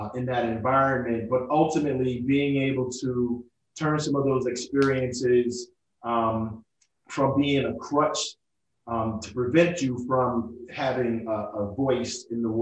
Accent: New York City, New York, United States; also born or lived in Italy; I'm from Brooklyn, New York

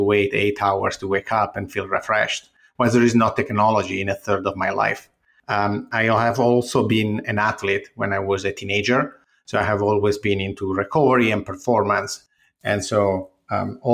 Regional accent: Ferrara, Emilia-Romagna, Italy; moved away as an adult; also born or lived in Milan, Italy / United Kingdom; now in New York, United States; originally, I'm from Ferrara, which is the this city from the Middle Ages with a castle in the middle, walls all around, and is close to Bologna and Venice

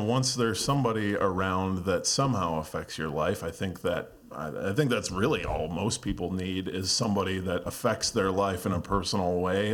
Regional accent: Lockport, New York, United States; I'm from my Buffalo suburb called Lockport, New York.

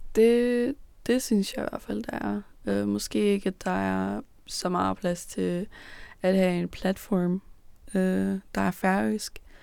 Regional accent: Copenhagen, Capital Region of Denmark, Denmark; da jeg blev født i København. Der voksede jeg op i, på Amager

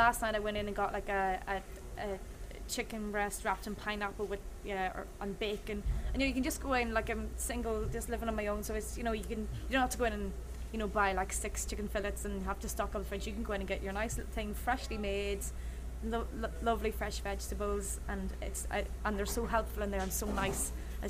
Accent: County Donegal, Ireland; moved away as an adult; now in New Orleans, United States; apart from my hometown in Donegal in Ireland

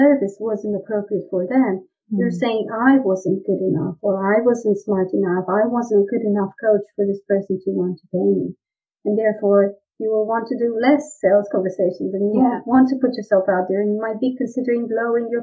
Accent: Romania; moved away; I was born in Romania

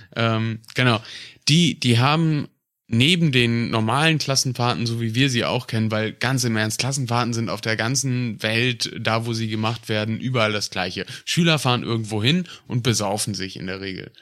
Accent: North Rhine-Westphalia, Germany; Aus Westfalen

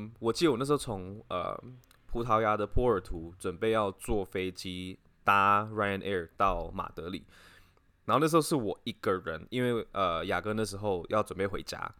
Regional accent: China; 我是我是中国人，这样子。

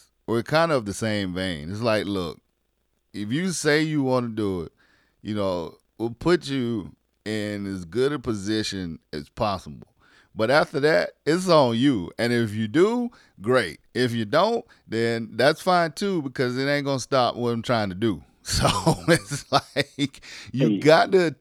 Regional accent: South Carolina, United States; moved away; South Carolina, in my home state.

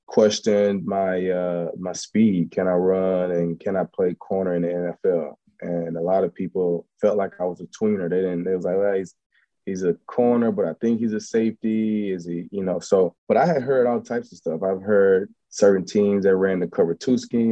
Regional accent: Summit, Mississippi, United States; moved away as an adult; also born or lived in McComb, Mississippi; now in Houston, United States; I'm from Summit. Macomb is kind of in the middle. I was born in Macomb

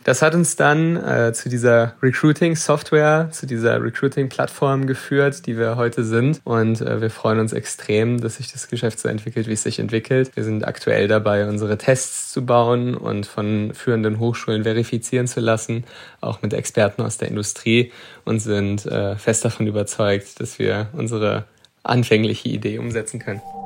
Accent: Germany; ich äh, bin mein ganzes Leben lang schon in Deutschland

